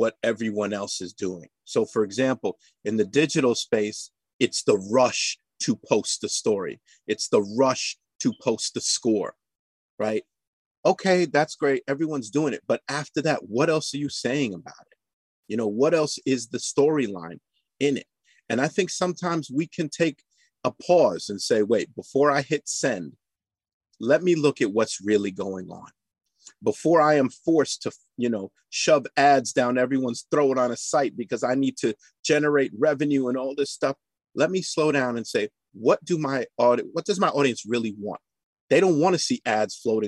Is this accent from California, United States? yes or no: no; New York City, New York, United States; I'm a born and raised New York City kid